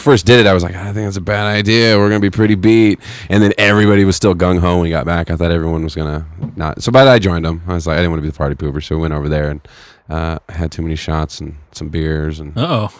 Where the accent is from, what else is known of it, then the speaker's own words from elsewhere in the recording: Fresno, California, United States; growing up in Fresno